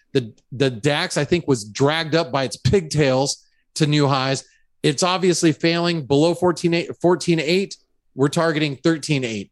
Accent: United States; as an American

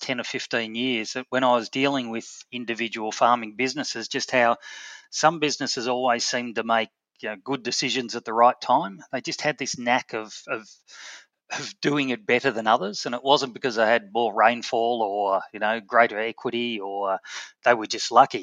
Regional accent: Melbourne, Victoria, Australia; we moved to Melbourne, and so I was born in Melbourne

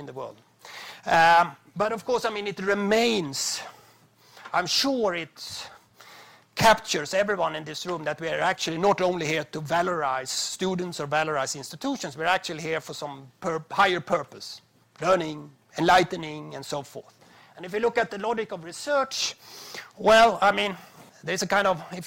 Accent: Sweden

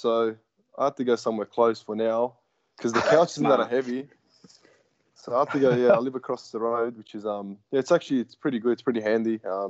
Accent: Melbourne, Victoria, Australia; I grew up in Australia, in Melbourne, in Victoria.

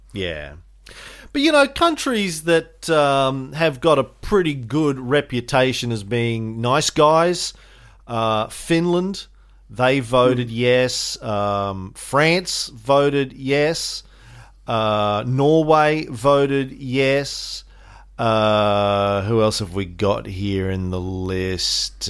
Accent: Australia; as an Australian

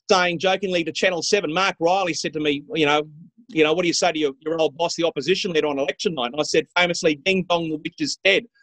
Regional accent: Mackay, Queensland, Australia; I called in my hometown of Mackay at 16, 17 years of age

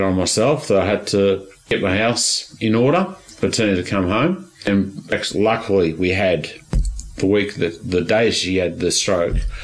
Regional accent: Australia; I'm Australian

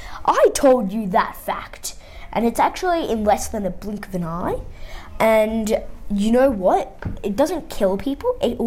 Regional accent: Australia; I'm 10 from Australia, not Austria

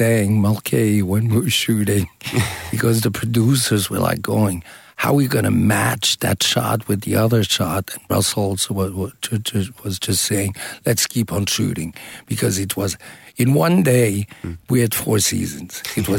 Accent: Switzerland; also born or lived in United States; I was born in the States. I was raised in Switzerland and many different places.

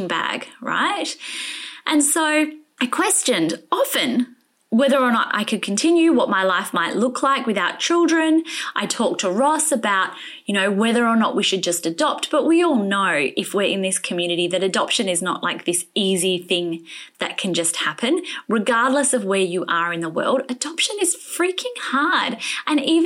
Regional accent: Perth, Western Australia, Australia; Rebecca lives in my hometown

